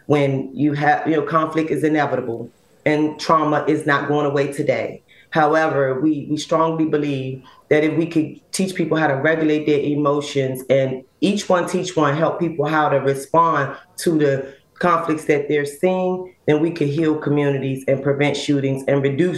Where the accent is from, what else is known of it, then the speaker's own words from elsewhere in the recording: Washington, District of Columbia, United States; when I grew up in Ward 8, born and raised in Ward 8 in D.C., we consider that east of the river.